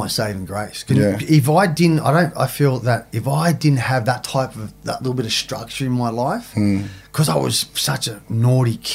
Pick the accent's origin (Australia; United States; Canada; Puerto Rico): Australia; Sydney, New South Wales; I grew up in Maroubra